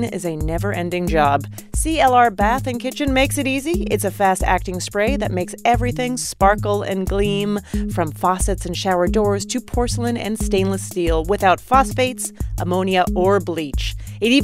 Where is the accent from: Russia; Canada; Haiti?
Canada; I'm from Canada. I'm from Canada